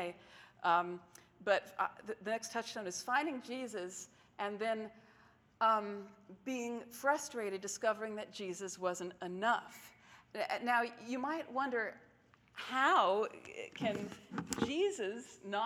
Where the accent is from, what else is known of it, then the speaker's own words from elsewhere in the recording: Texas, United States; As a Jewish child growing up in Texas, which is real Bible Belt